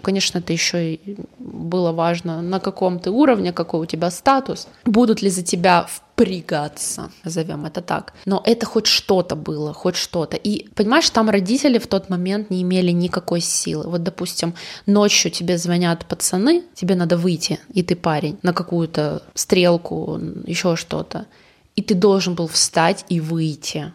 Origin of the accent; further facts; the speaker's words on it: Yoshkar-Ola, Mari El, Russia; now in Yekaterinburg, Russia; я когда уехала из Ишкаралы в 2007 в ЕКБ